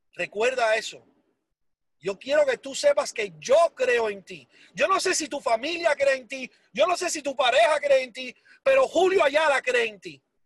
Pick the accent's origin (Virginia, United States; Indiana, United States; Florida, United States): Florida, United States; Hialeah; also born or lived in Cuba; yo nací en Cuba, me crié en Miami desde los ah, tres años de edad. Ah, y entonces, ah, así que quiero que sepan que el inglés mío es mucho, mucho mejor que el español